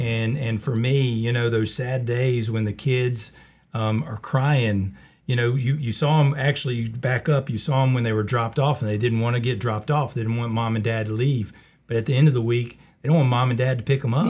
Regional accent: Colfax, North Carolina, United States; also born or lived in Charlotte / High Point; I grew up in the Colfax area

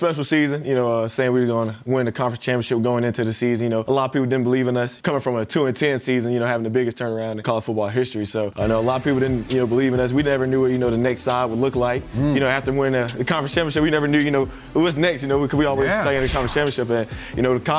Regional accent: South Carolina, United States; I'm from South Carolina as well, small town kid from South Carolina.

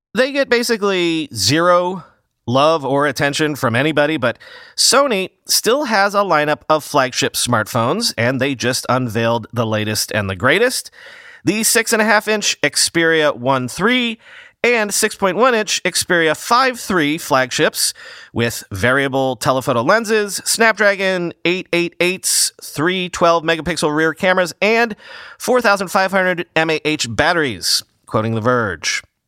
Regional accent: New York, United States; as a New Yorker

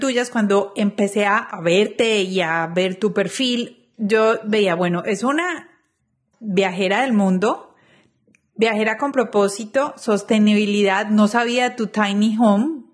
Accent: Colombia; moved away as an adult; now in United States; como colombianos

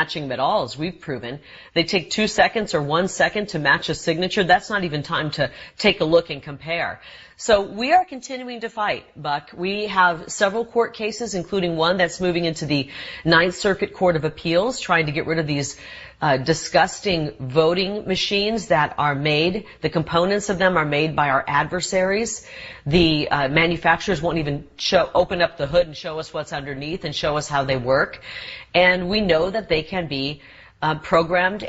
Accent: Iowa, United States; now in Arizona, United States; I grew up in Iowa.

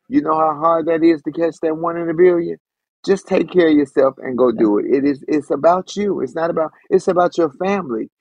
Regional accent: United States

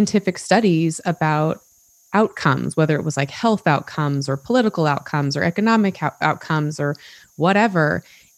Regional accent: Utah, United States; I grew up in Utah. I still live in Utah

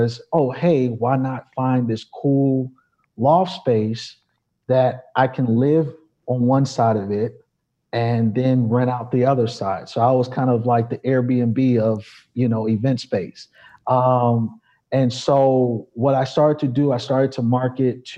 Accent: New York City, New York, United States; moved away as an adult; also born or lived in Chicago; I'm originally from New York

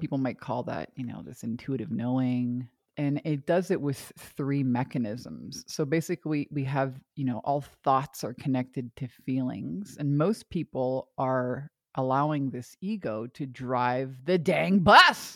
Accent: Canada; moved away as an adult; also born or lived in Hawaii; I'm from Canada originally

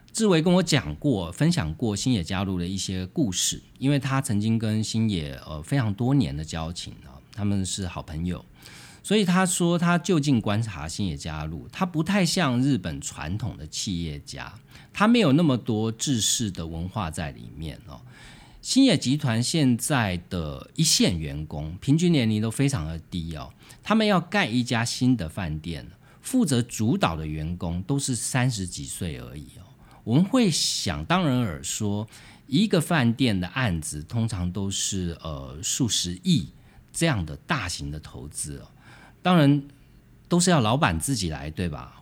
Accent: Taiwan; 就连我们台湾人

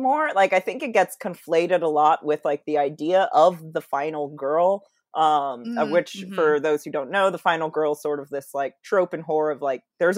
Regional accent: Seattle, Washington, United States; where I grew up in Seattle and the peninsula

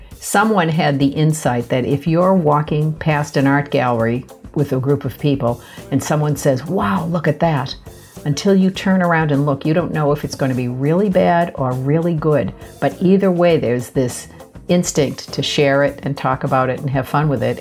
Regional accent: Boston, Massachusetts, United States; I grew up in Boston, uh, less than a mile from the Museum of Fine Arts.

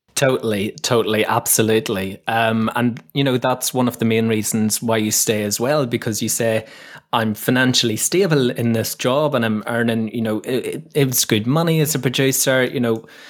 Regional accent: Northern Ireland, United Kingdom; moved away as an adult; also born or lived in London / Leeds; now in Kent, United Kingdom; where I grew up in Northern Ireland was a beautiful, beautiful little village. It was just at the foot of these really famous mountains in Northern Ireland called the Moran Mountains.

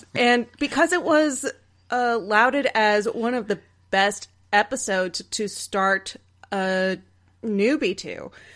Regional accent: Texas, United States; I grew up in Texas

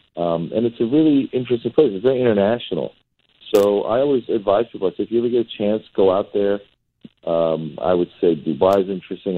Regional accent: Northern California, United States; also born or lived in Iran; I was born in Iran and um, I've grown up in America most of my life, actually in Northern California

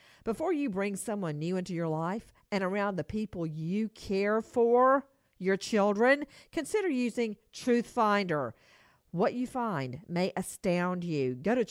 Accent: Macon, Georgia, United States; growing up in Macon

